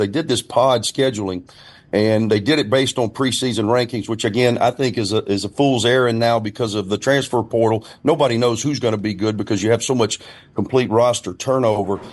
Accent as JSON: {"language": "English", "area": "Winston County", "region": "Alabama", "country": "United States", "said": "Winston County either, where I'm from"}